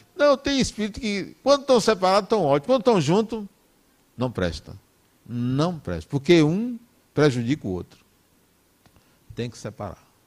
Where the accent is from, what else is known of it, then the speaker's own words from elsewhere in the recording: Brazil; eu nasci no Brasil